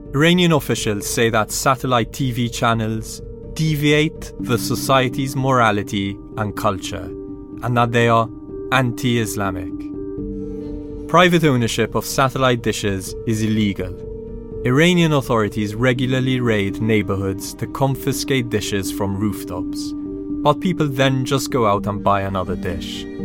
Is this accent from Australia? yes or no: no; Malta; now in London, United Kingdom; Malta, my home country